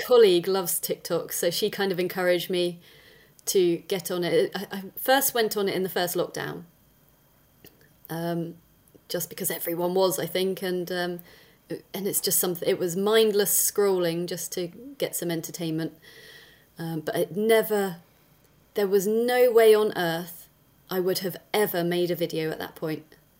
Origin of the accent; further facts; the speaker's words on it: South West England, United Kingdom; So I am pretty much born and bred in Dorset in the UK. And I'm 42 now.